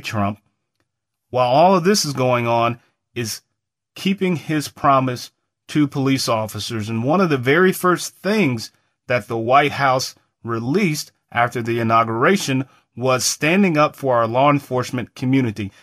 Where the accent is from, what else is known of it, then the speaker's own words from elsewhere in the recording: United States; as an American